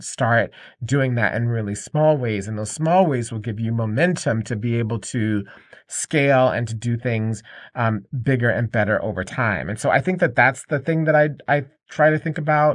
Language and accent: English; Atlanta, Georgia, United States; I grew up in Atlanta, And, um, in Atlanta, Georgia